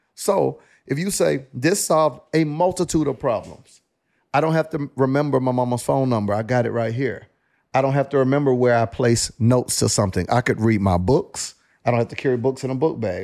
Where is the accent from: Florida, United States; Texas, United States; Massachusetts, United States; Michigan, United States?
Florida, United States; Panama City; I grew up in Panama City, Florida. Very small town